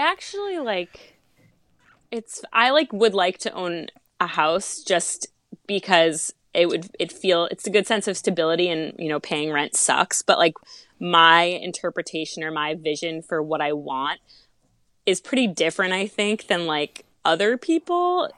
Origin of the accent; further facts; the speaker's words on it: Massachusetts, United States; moved away as an adult; also born or lived in Charleston; I moved home back to Massachusetts from Charleston